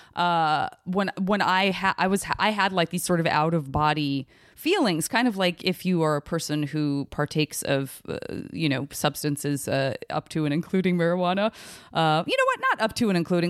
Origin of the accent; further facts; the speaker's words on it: Arizona, United States; I'm from Arizona